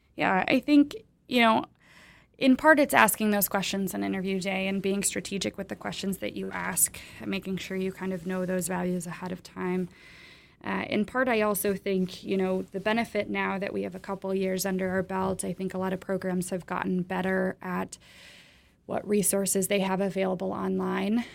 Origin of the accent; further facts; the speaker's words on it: Michigan, United States; moved away as an adult; now in Ann Arbor, United States; I'm actually from Michigan, although I've spent the last decade plus outside of Michigan